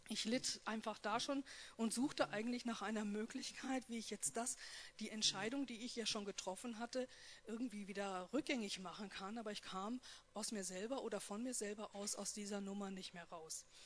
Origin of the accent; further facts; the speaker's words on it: North Rhine-Westphalia, Germany; born there; ich komme gebürtig aus Nordrhein-Westfalen, aus einer erzkatholischen Wallfahrtsstadt und da spricht man über sowas ja nicht.